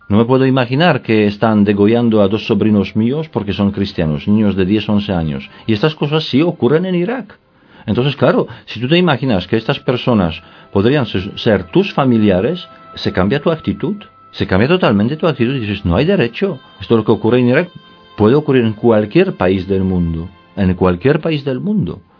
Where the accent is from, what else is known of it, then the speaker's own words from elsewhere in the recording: Poland; now in Spain; Yo soy polaco y vivo ya desde hace muchos años aquí en, en España